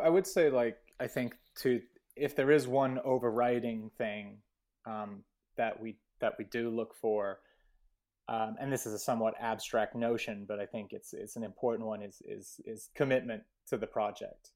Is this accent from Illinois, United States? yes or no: no; Portales, New Mexico, United States; I grew up in Portland, New Mexico